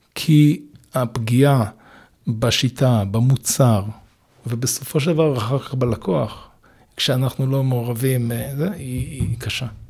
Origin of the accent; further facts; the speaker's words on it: Israel; moved away; זה גם יחזיר אותי ליד הבית שלי, אני בן קיבוץ בכר